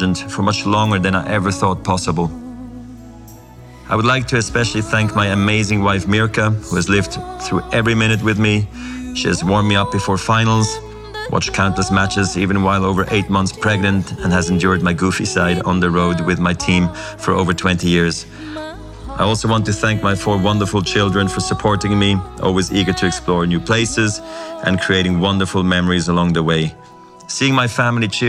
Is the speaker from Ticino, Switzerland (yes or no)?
no; Basel, Basel-Stadt, Switzerland; I was a ball kid in my hometown of Basel.